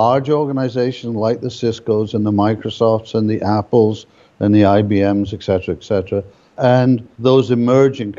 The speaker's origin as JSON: {"language": "English", "town": "Edinburgh", "region": "Scotland", "country": "United Kingdom", "tie": "born or raised there", "moved": "yes", "lives_now": "Canada", "said": "I live in Canada, have done for many years, but I was brought up in Edinburgh"}